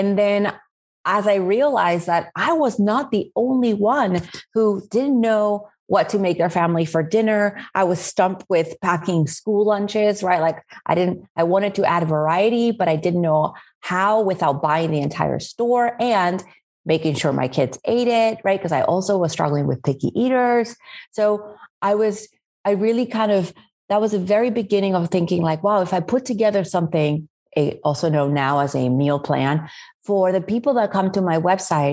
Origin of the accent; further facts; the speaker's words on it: Spain; now in New Orleans, United States; I was born and raised in Spain.